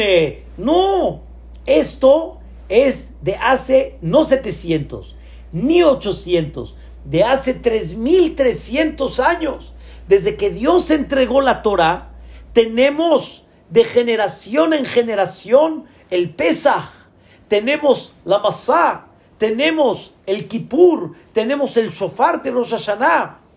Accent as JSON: {"language": "Spanish", "country": "Mexico", "also_born_or_lived": "Israel", "said": "yo soy Mexican people"}